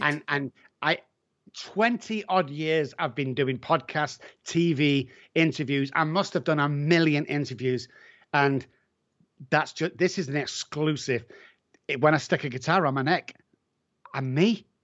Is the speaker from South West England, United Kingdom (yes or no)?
no; Manchester, North West England, United Kingdom; I'm from Manchester